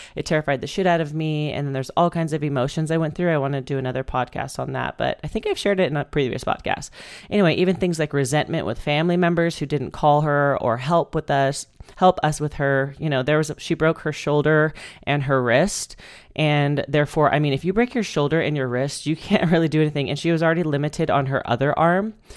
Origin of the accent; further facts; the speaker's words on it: Bakersfield, California, United States; moved away as an adult; also born or lived in Spain; I moved home to Bakersfield, my hometown.